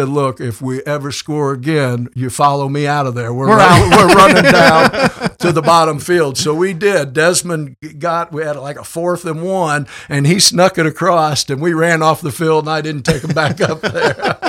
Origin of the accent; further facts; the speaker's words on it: Upper Sandusky, Ohio, United States; moved away; I said, oh, I'm from Ohio. And he said, where? I said, where at? I said, we probably don't know. It's a little place called Upper Sandusky.